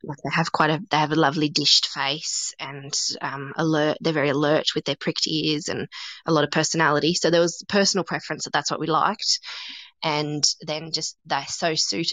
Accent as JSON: {"language": "English", "town": "Canberra", "region": "Australian Capital Territory", "country": "Australia", "moved": "yes", "lives_now": "Huon Valley, Australia", "said": "I'm originally from Canberra"}